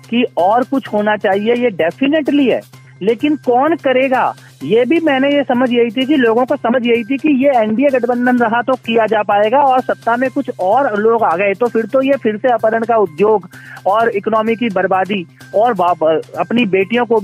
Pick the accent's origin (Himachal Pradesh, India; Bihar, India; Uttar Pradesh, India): Uttar Pradesh, India; मैं क्योंकि खुद पूर्वांचल से हूँ मनीष जी